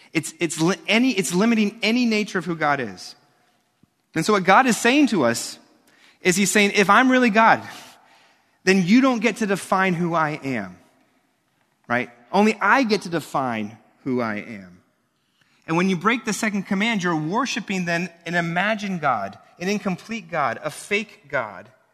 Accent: New York, United States; Growing up in New York and now a minister here

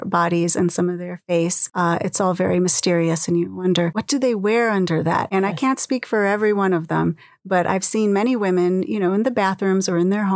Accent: United States

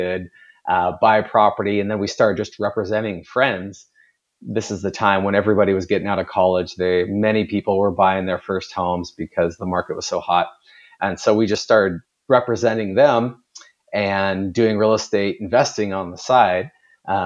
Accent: Kirkland, Washington, United States; Born and raised in the Seattle area, just a little bit outside in Kirkland

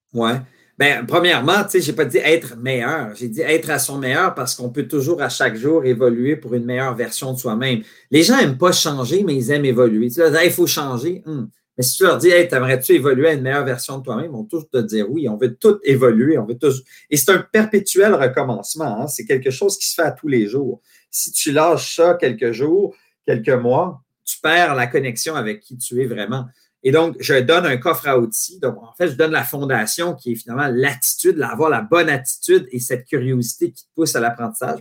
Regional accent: Quebec, Canada; quand tu es un Québécois puis tu veux faire carrière dans le soccer

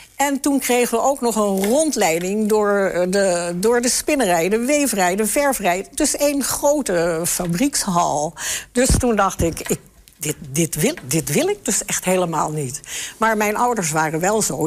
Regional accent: the West, western Netherlands, Netherlands; moved away as an adult; also born or lived in Enschede; Ik kom uit het Westen

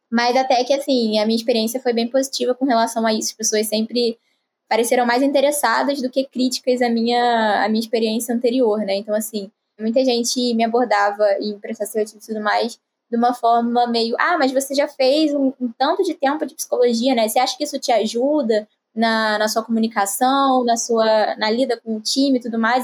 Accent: Rio de Janeiro, Brazil; eu tenho 20 anos, sou aqui do Rio de Janeiro também

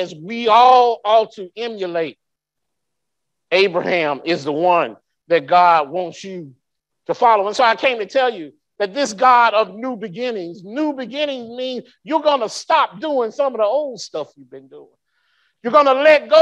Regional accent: Birmingham, Alabama, United States; moved away; also born or lived in Anniston / Fort Polk; I grew up in Birmingham

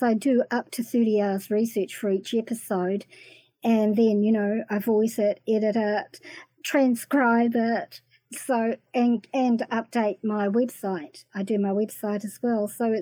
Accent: New Zealand; also born or lived in Waxhaw, North Carolina, United States; when I came back to New Zealand

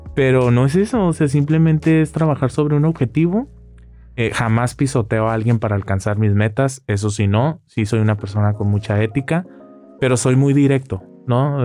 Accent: Rosarito, Baja California, Mexico; moved away; yo como parte de mi vida como rosaritense

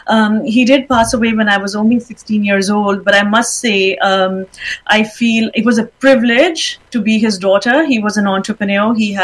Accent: Pakistan; moved away as an adult; also born or lived in England; I was born and raised in Pakistan. I then moved to England, and I was in England for a good 15 to 20 years.

